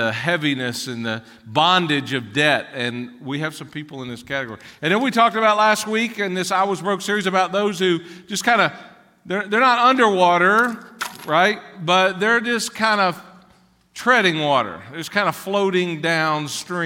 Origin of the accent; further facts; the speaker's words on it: Ashland, Kentucky, United States; also born or lived in Catlettsburg, Kentucky; I was born in Ashland, Kentucky